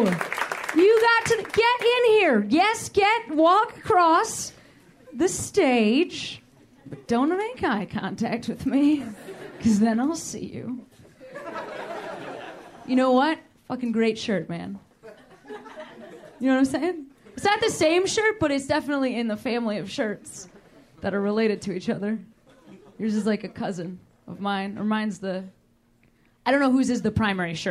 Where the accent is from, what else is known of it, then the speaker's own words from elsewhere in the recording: Chicago, Illinois, United States; moved away; Chicago's my hometown